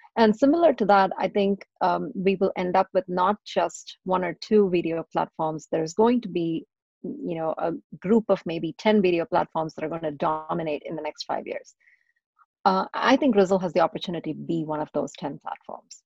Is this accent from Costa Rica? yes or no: no; Chennai, Tamil Nadu, India; moved away as an adult; also born or lived in Texas, United States; now in United States; I was born and raised in India. And for the better part of my teenage years and, and stuff, I grew up in South India in a city that it's now called Chennai